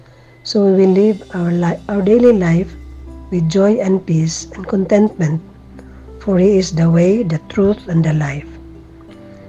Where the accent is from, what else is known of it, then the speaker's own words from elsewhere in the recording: Philippines; from the Philippines